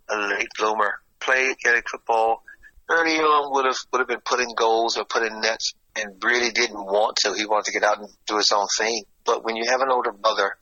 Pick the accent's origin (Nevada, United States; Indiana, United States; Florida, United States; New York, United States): Florida, United States; moved away; also born or lived in Ireland; I'm from Florida